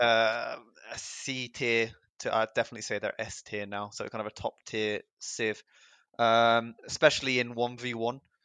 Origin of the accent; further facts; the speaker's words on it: England, United Kingdom; I'm from England.